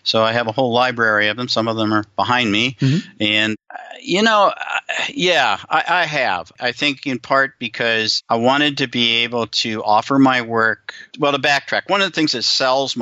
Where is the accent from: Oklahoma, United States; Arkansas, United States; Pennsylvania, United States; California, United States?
California, United States; Southern; moved away; also born or lived in Denver; I grew up in Southern California. I know I've emigrated to the other part of the world